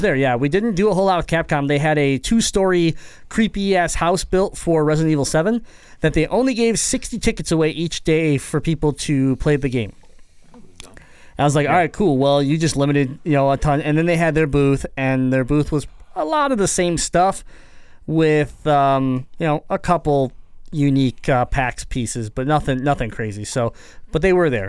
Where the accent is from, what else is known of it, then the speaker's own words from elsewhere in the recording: Detroit, Michigan, United States; we're from Michigan, we're Metro Detroit area